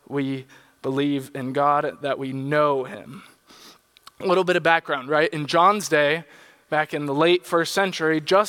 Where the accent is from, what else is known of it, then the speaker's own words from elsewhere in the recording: San Diego, California, United States; When I was in high school, I grew up in San Diego